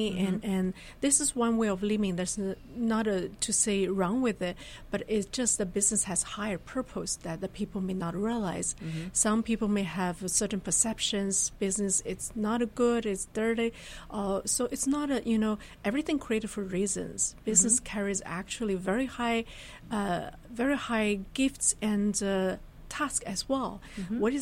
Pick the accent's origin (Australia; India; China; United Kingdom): China; northern China; moved away as an adult; also born or lived in Germany / United States; I was born really originally in China, then had my graduate studies in Germany and U.S.